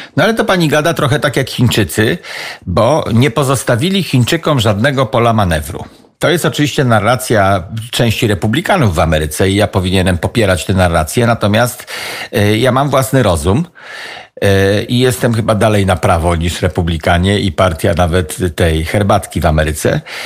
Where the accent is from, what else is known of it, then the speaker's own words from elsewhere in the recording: Kociewie, Pomeranian Voivodeship, Poland; accent: Kociewie dialect; Siedzę na mojej wiosce, na której się wychowałem, patrzę na jezioro przy którym się wychowałem